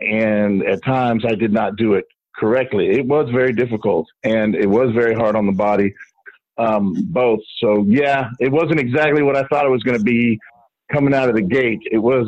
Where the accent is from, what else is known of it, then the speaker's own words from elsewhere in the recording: Miami, Florida, United States; was at a convention in my hometown in Miami, actually in Miami Beach.